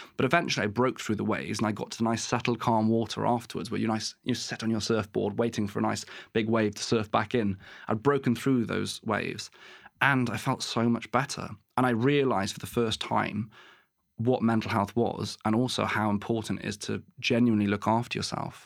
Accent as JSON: {"language": "English", "region": "West Wales", "country": "United Kingdom", "tie": "born or raised there", "also_born_or_lived": "Exeter / Plymouth / Truro", "moved": "as an adult", "said": "I grew up in West Wales"}